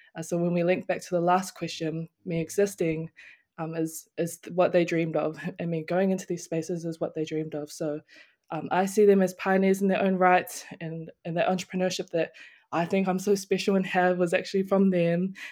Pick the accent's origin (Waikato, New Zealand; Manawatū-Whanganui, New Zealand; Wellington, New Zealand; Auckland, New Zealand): Auckland, New Zealand; moved away as an adult; now in Palmerston North, New Zealand; growing up in Auckland